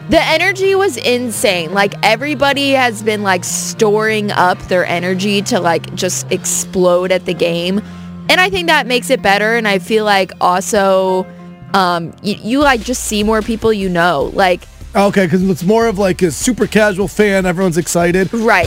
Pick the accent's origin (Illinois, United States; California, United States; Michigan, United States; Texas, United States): Illinois, United States; Chicago; now in St. Louis, United States; I grew up in Chicago.